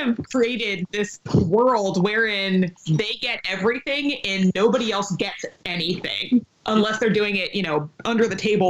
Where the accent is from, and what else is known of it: Orlando, Florida, United States; born or raised there